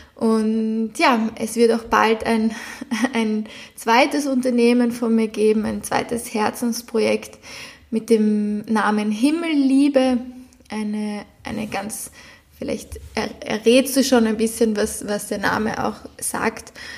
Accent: Vienna, Austria; moved away as an adult; ich bin zum Beispiel in Wien geboren, bin, habe bis jetzt immer in Wien gewohnt

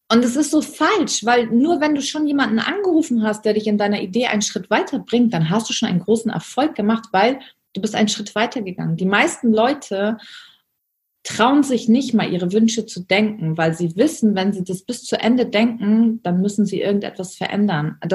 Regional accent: Germany; Ich bin in der Armutsgrenze von Deutschland geboren und aufgewachsen.

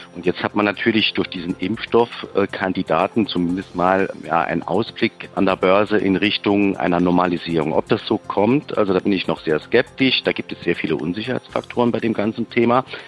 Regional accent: Saarbrücken, Saarland, Germany; Ich komme aus Saarbrücken und ich bin 45 Jahre alt.

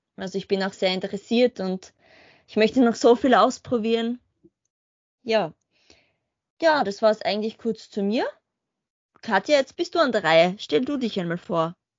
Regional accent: Spielberg, Styria, Austria; also born or lived in Graz; Ich komme aus dem Murtal, ähm, genauer gesagt da, wo der Red Bull Ring Spielberg liegt.

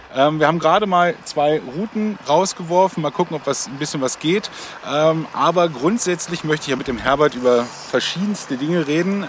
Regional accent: the North, Northern Germany, Germany; bei uns, also wo ich herkomme im Norden

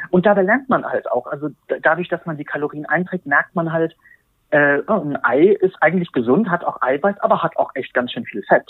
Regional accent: Berlin, Germany; ich bin ähm, 43 Jahre alt, bin aus Berlin

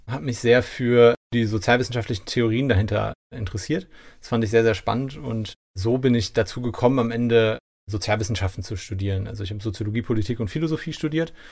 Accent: Monheim, North Rhine-Westphalia, Germany; Und dort habe ich, bin ich eben in Monheim groß geworden. Dort habe ich sozusagen meine, meine Sturm- und Drangzeit verbracht oder meine Jugendjahre besser gesagt.

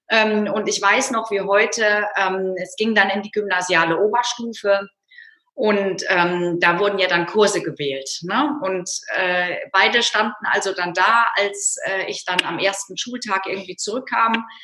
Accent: North Rhine-Westphalia, Germany; aufgewachsen im Rheinland. Äh, wenn jetzt Kölner zuhören, dann kriegen die die Krise in Düsseldorf, aber im Süden von Düsseldorf und damit irgendwie ja im Norden von Köln.

